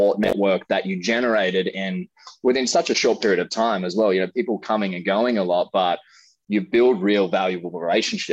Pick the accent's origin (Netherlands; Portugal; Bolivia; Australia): Australia; moved away as an adult; now in California, United States; being an Australian to relocate to the United States